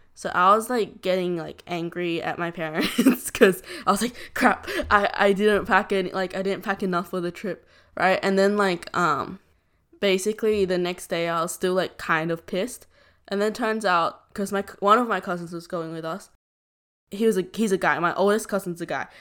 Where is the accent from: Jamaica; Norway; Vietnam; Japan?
Vietnam; Southern Vietnam; moved away; I'm from the South